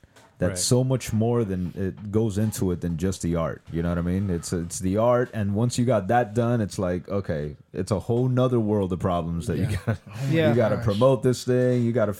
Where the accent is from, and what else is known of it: Miami, Florida, United States